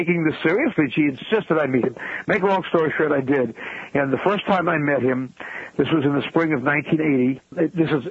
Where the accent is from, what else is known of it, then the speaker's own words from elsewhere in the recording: New York City, New York, United States; I was born and raised in New York City